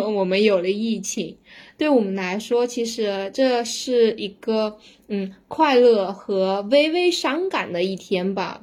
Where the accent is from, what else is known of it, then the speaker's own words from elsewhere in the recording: Sichuan, China; 可以能能看出我们四川人的心态了吧？